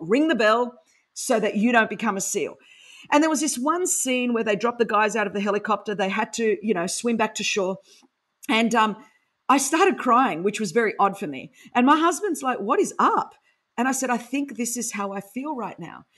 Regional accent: Sydney, New South Wales, Australia; accent: Aussie; first language Greek; English is a second language; I grew up in Sydney, Australia

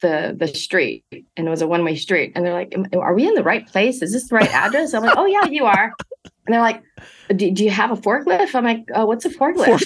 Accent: Monterey Park, California, United States; I grew up in Monterey Park, first generation college to attend USC, in my family

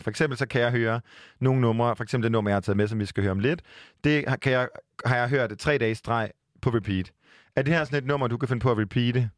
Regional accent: Jutland, Denmark; also born or lived in Copenhagen; jeg er fra Jylland

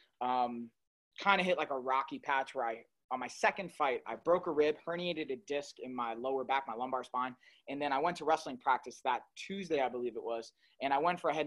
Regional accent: Long Island, New York, United States; I'm from Long Island

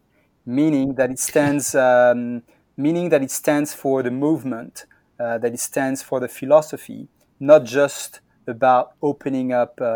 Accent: Brittany, France; moved away as an adult; also born or lived in Berkeley, United States / New York, United States; I come from Brittany in France, so I'm more of a West Coast person.

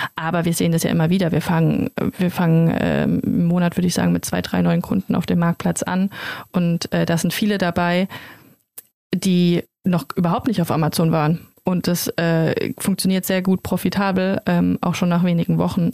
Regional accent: Germany; also born or lived in Mannheim; wir kommen alle aus der Region, keiner von uns kommt aus Mannheim

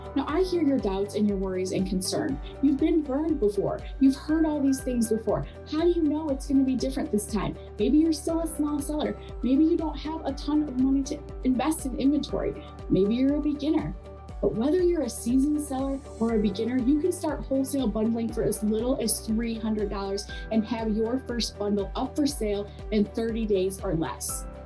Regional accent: Michigan, United States; I'm from the Midwest, Michigan area

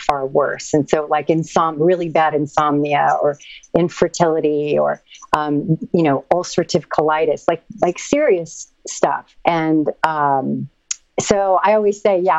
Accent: Santa Fe, New Mexico, United States; now in Venice, United States; From New Mexico. I'm from Santa Fe.

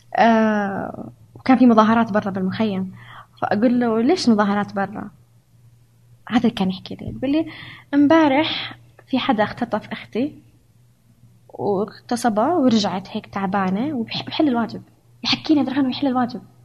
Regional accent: Saudi Arabia; moved away as an adult; also born or lived in Hungary; أنا سعودية

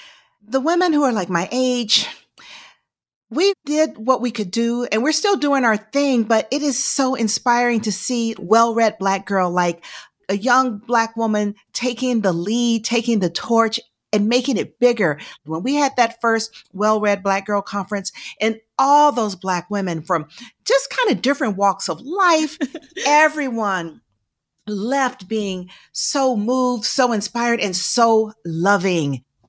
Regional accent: Georgia, United States; Even though I'm from Georgia, I'm going to get bold and say IHOP for sure.

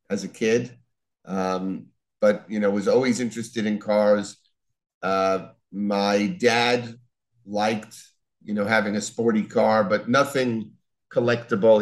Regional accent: Long Island, New York, United States; moved away as an adult; also born or lived in New Orleans; I'm originally from Long Island, uh, went to school in New Orleans, uh, starting with college.

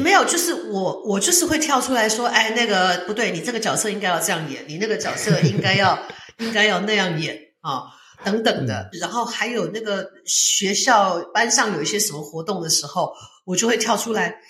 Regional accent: Taichung, Taiwan; 我出生在台中，那时候父母亲的工作在台中。然后台中那个时候，他们父母亲两个认识的这个地方叫做文化工作大队，它是隶属这个中国国民党省党部的一个

